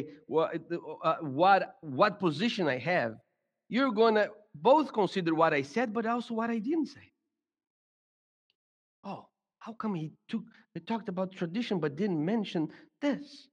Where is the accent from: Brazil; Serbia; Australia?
Brazil; now in United States; I grew up in Brazil.